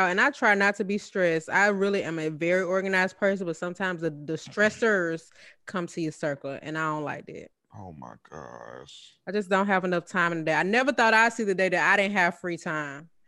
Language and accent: English; New York City, New York, United States; y'all ain't know I was raised in New York. I'm from Harlem.